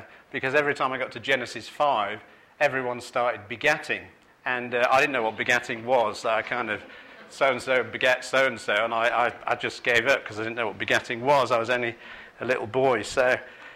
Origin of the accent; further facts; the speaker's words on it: Manchester, North West England, United Kingdom; I grew up in Manchester